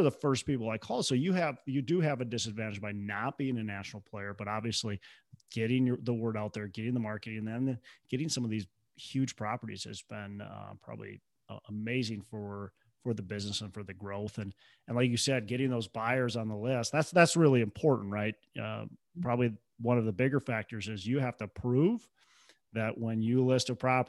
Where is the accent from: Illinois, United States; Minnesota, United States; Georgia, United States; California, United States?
Minnesota, United States; and I'm from Minnesota and I'm searching in Tennessee